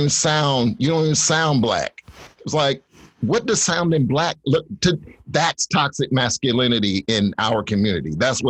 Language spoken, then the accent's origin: English; Northeast Ohio, United States; moved away as an adult; also born or lived in Atlanta; when I first moved to Atlanta, I'm from Northeast Ohio